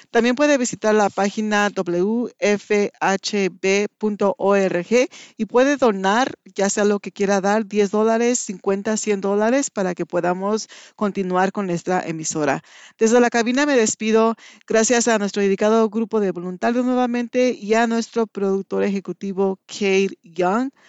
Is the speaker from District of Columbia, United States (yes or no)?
no; Indianapolis, Indiana, United States; Ah, soy